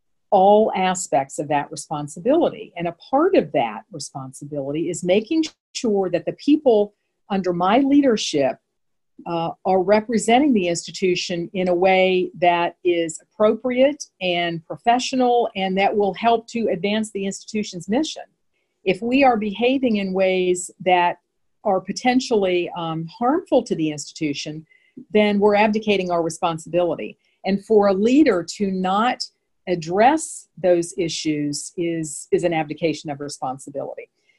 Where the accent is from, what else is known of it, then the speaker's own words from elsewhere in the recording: Midwest, United States; First of all, I'm from the Midwest. So we Midwesterners tend to be a little bit more straightforward.